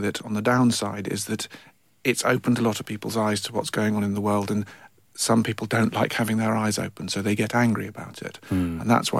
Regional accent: Bishop's Stortford, East of England, United Kingdom; So he went and worked in London for many years, which is why I don't sound like I'm from Fife.

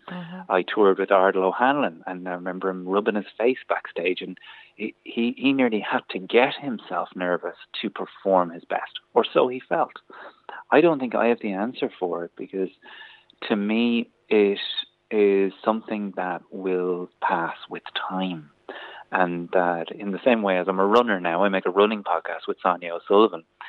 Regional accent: County Kildare, Ireland; I'm also from Kildare

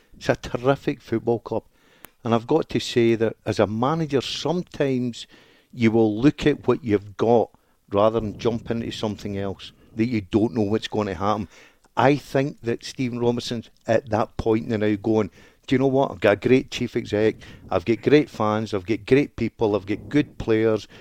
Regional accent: Motherwell, Scotland, United Kingdom; grown up, Motherwell, born and bred

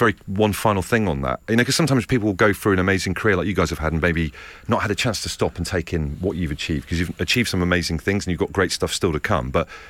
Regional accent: Brixham, South West England, United Kingdom; From Brixham, near Torquay.

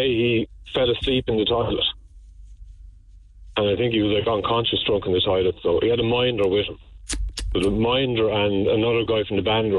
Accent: Kilkenny, Leinster, Ireland; moved away as an adult; also born or lived in London; I said, I'm from Kilkenny.

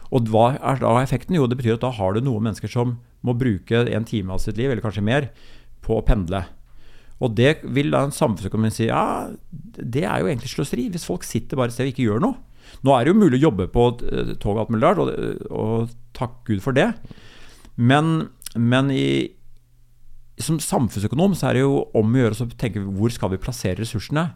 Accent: Larvik, Vestfold, Norway; min hjemby Larvik

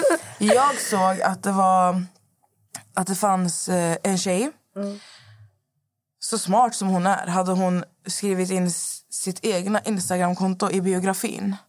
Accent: Lebanon; jag är ju från Libanon

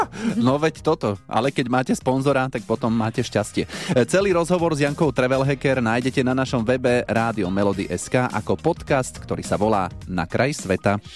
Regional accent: Trnava, Trnava Region, Slovakia; u nás v Trnave

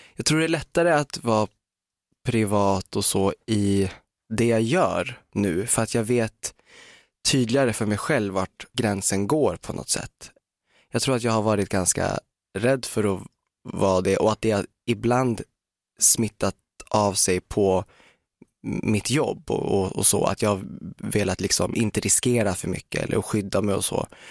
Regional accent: Umeå, Västerbotten County, Sweden; moved away; Umeå där jag kommer ifrån

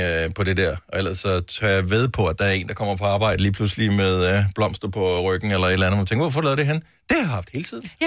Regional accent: Bramming, Southern Denmark, Denmark; Fra Bramming. Det er jo, øh, min, den by, jeg boede i, da jeg blev født

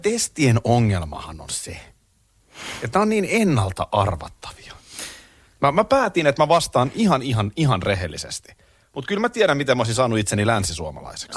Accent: Nurmijärvi, Uusimaa, Finland; also born or lived in Tampere / Korpilahti; Mä oon Tampereella syntynyt, Nurmijärvellä asunut, eli tavallaan mä oon maalaispoika

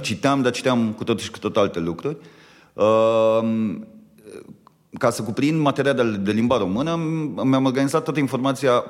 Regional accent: Romania; noi ca români

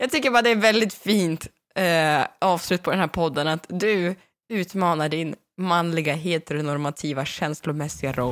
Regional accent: Värmland, Sweden; är ju från Värmland

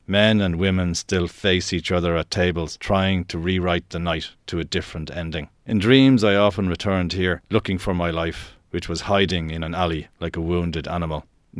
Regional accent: Dublin, Leinster, Ireland; moved away as an adult; It was where I used to get the bus home to Finglas every day. Not only that, I was born in the Rotunda, which is on Parnell Street.

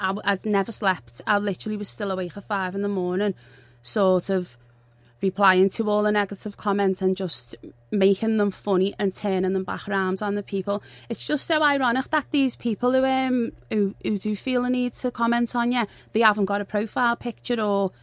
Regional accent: Liverpool, North West England, United Kingdom; I'm from Liverpool. I'm not soft.

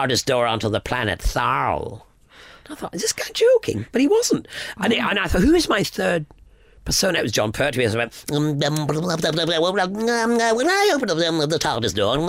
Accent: Scotland, United Kingdom; a lot of Scots, we're

